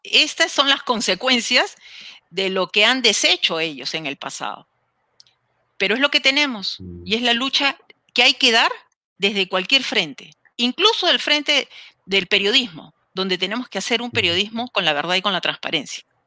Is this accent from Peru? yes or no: yes; Peru; yo soy una enamorada del Perú, como muchos de ustedes, estoy muy segura, enamorada de mi país